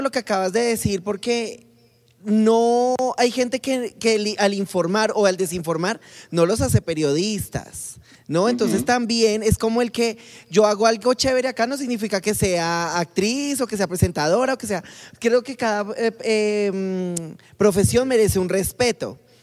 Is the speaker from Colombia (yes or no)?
yes; Colombia